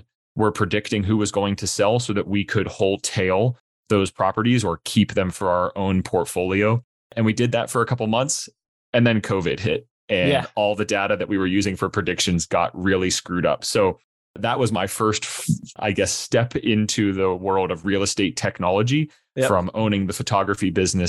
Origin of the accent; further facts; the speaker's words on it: Pittsburgh, Pennsylvania, United States; born and raised in Pittsburgh, Pennsylvania